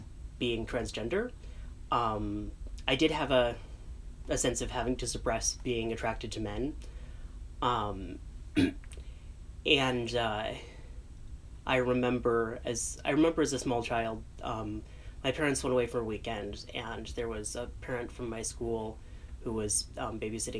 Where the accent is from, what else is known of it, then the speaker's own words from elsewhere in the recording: Chicago, Illinois, United States; I grew up in North Suburban Chicago